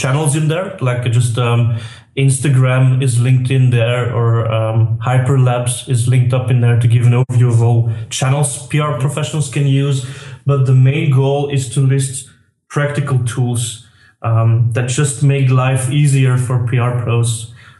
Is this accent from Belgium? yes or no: yes; Belgium; I'm from Belgium, as you might hear from my accent